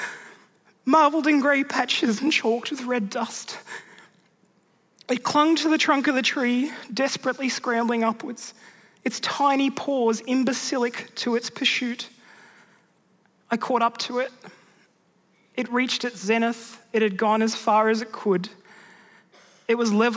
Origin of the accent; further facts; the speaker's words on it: Mudgee, New South Wales, Australia; growing up there in rural Mudgee